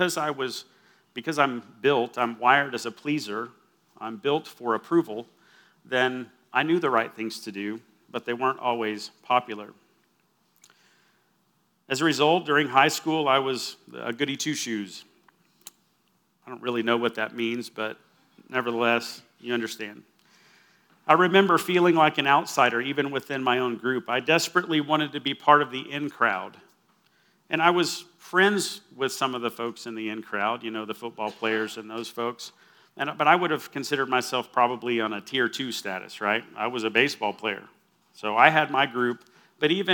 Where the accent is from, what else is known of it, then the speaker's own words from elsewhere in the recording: Austin, Texas, United States; now in Lubbock, United States; I grew up in Austin